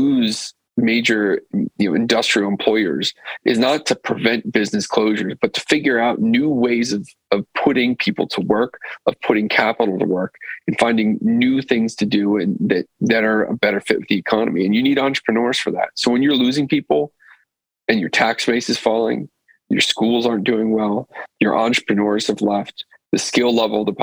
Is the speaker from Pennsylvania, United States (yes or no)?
yes; Pennsylvania, United States; I'm from Pennsylvania